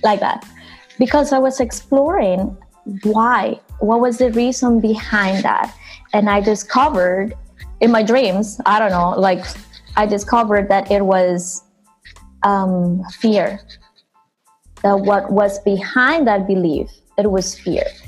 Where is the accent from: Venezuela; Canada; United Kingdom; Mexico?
Venezuela; now in New York, United States; I growing up in Venezuela, where I'm from